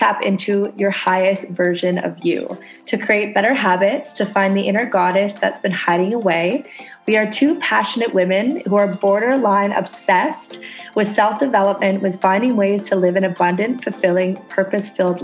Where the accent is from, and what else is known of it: Canada; now in Indonesia